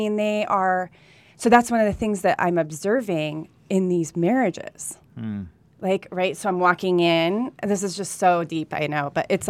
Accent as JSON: {"language": "English", "town": "Burbank", "region": "California", "country": "United States", "tie": "born there", "also_born_or_lived": "Colombia", "said": "I was born in Burbank, California"}